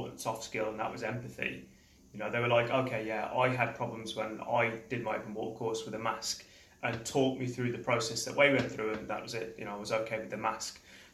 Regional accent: Coventry, West Midlands, United Kingdom; moved away as an adult; now in Koh Tao, Thailand; I'm from Coventry in the United Kingdom. I've lived in Thailand, in Koh Tao, for about 15 years now.

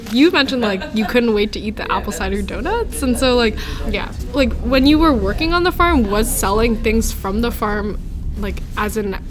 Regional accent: California, United States; moved away; I'm coming from California

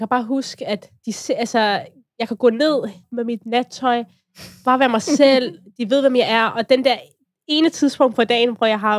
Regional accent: Capital Region, Denmark; jeg er opvokset på Vestegnen

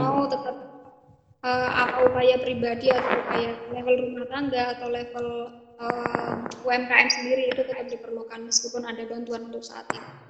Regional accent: Pringkuku, Pacitan, East Java, Indonesia; daerah saya, Pringkuku

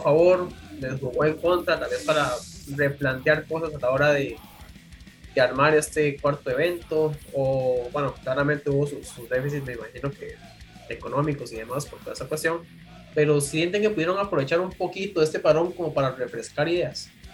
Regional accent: San José, Costa Rica; yo que soy de San José

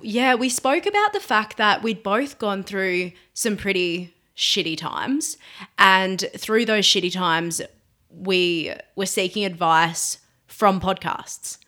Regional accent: Burnie, Tasmania, Australia; now in Hobart, Australia; I was born in Burnie, so the northwest of Tasmania. Um, and yeah, I grew up there.

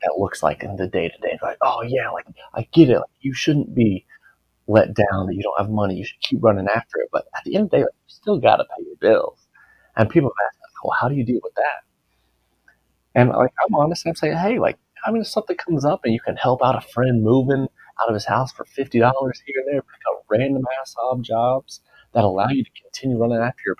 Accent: United States; I'm American

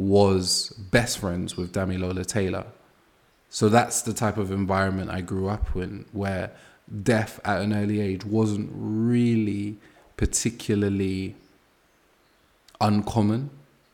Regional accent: London, United Kingdom; I grew up in Angel Town, Brixton, and six people on my street were murdered.

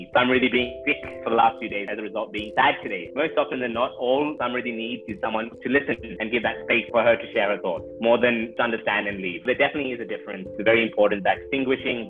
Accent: Australia; I grew up with in Australia

